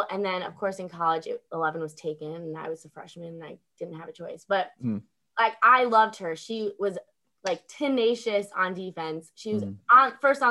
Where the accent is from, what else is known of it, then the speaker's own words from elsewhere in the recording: Chicago suburbs, Illinois, United States; Born and raised in Chicago suburbs